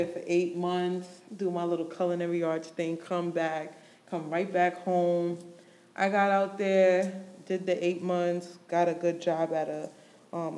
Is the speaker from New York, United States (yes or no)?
yes; New York, United States; moved away as an adult; I'm from New York.